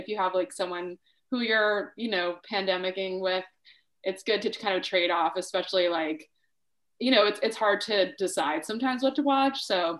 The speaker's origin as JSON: {"language": "English", "region": "Rhode Island", "country": "United States", "said": "I'm from Rhode Island"}